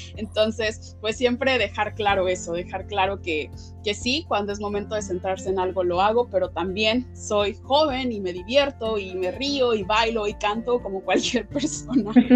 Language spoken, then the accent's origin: Spanish; Mexico; also born or lived in Puebla; mujer eh, afromexicana